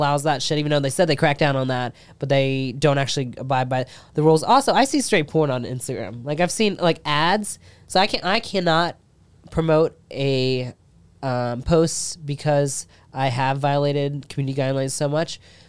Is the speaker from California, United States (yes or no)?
no; Cincinnati, Ohio, United States; moved away as an adult; now in Texas, United States; I'm from Cincinnati, Ohio